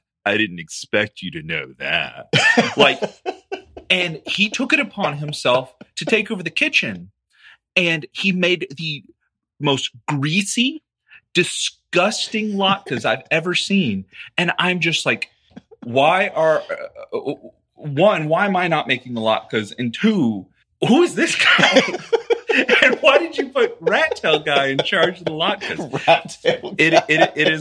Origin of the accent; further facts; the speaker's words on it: Texas, United States; being from the South and being from Texas